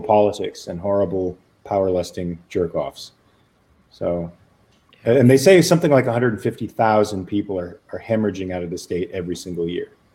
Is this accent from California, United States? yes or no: yes; Los Angeles, California, United States; also born or lived in Pasadena, California; born in Pasadena, raised in Van Nuys